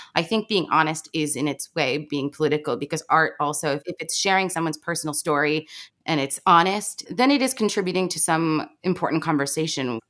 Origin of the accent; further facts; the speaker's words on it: Baltimore, Maryland, United States; I grew up in Baltimore